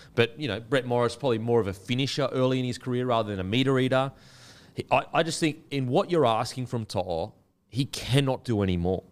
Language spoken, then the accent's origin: English; Queensland, Australia; I'm a Queenslander